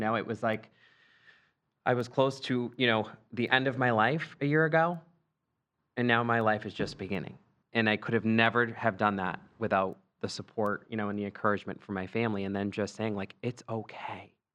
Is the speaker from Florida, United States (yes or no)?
no; Scranton, Pennsylvania, United States; We're from Scranton, Pennsylvania.